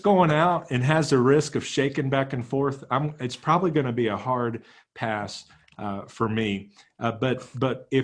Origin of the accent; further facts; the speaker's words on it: Texas, United States; we're both from Texas